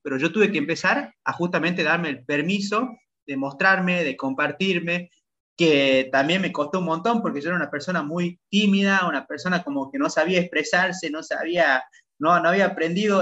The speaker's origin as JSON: {"language": "Spanish", "region": "Salta", "country": "Argentina", "tie": "born or raised there", "moved": "as an adult", "lives_now": "Playa del Carmen, Mexico", "said": "yo soy de Salta, de Argentina, nacido en Salta, Argentina"}